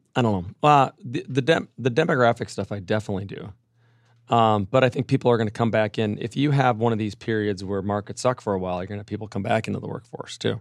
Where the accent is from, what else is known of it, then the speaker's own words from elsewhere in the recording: Minneapolis, Minnesota, United States; moved away; Minneapolis, my, my hometown